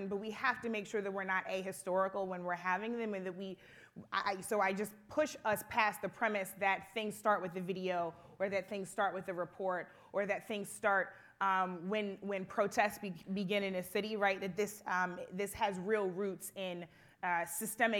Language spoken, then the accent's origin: English; Ferguson, Missouri, United States; also born or lived in Florissant, Missouri; I spent a lot of my time growing up in Ferguson